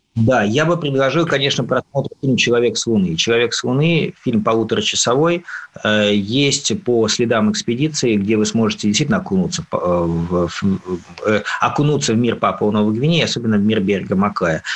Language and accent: Russian; Russia; я из России